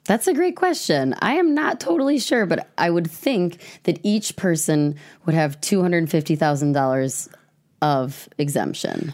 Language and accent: English; Madison, Wisconsin, United States; also born or lived in Fitchburg, Wisconsin / Verona, Wisconsin; I grew up in Mad-, West Madison, Fitchburg, Verona.